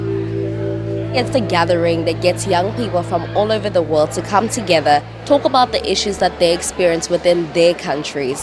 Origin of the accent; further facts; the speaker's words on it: Johannesburg, Gauteng, South Africa; I come from Alexandra Township and in the north of Johannesburg in South Africa.